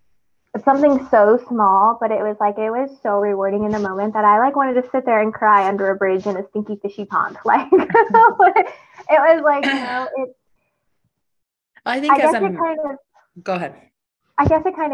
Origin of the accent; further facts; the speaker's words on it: Texas, United States; I'm, like, the proudest Texan you'd ever meet.